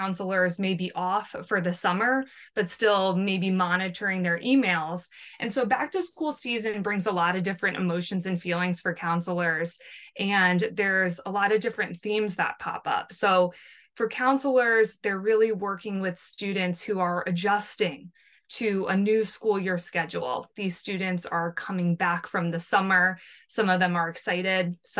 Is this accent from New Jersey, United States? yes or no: yes; New Jersey, United States; I am from New Jersey